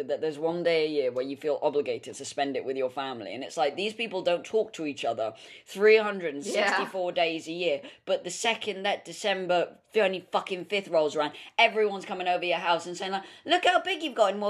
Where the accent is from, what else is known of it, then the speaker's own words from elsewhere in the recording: United Kingdom; I'm too British